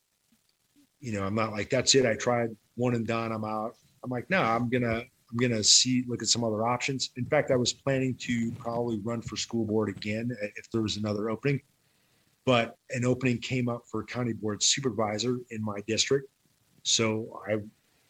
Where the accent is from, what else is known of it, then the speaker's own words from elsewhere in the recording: Wisconsin, United States; accent: Wisconsin; moved away as an adult; also born or lived in Texas; I retired and moved back to Wisconsin